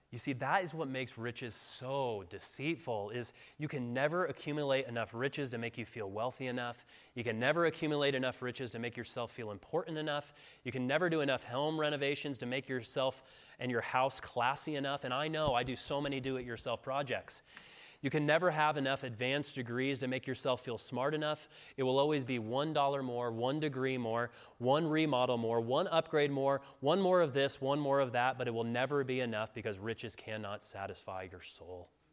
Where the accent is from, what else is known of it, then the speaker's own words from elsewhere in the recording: Colorado, United States; moved away; I'm from Colorado, but I moved back here about four years ago.